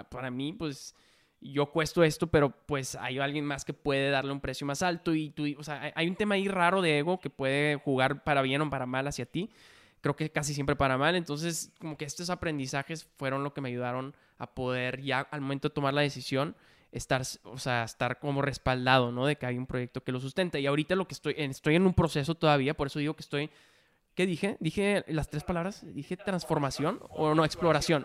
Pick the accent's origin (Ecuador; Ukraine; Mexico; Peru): Mexico; Monterrey, Nuevo León; moved away as an adult; also born or lived in Mexico City; yo soy de Monterrey, ¿no? Estaba viviendo en Monterrey